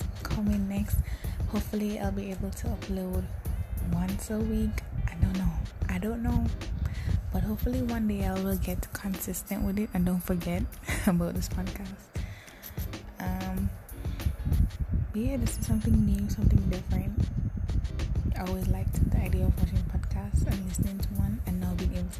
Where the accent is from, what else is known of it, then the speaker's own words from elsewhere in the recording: Jamaica; I am born and raised in Jamaica, the little island in the Caribbean.